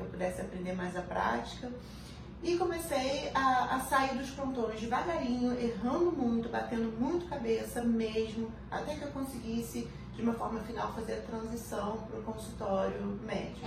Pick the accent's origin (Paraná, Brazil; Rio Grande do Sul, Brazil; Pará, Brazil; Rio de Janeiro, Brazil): Rio de Janeiro, Brazil; Petrópolis; eu sou do interior, eu sou de Petrópolis